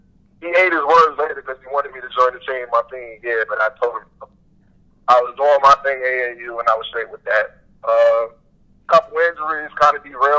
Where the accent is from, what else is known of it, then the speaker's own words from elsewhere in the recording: New York City, New York, United States; moved away; I'm from Brooklyn. I can be a Brooklyn Nets fan.